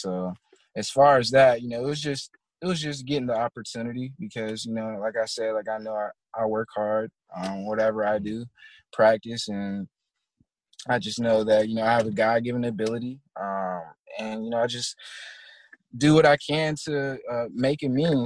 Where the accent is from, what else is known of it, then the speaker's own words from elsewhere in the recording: Tallahassee, Florida, United States; moved away; also born or lived in Virginia; I'm really from Tallahassee